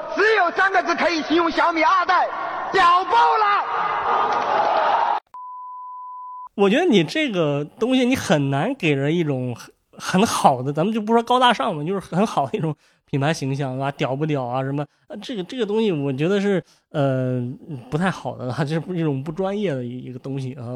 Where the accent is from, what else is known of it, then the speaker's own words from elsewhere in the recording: China; 咱们这个中国人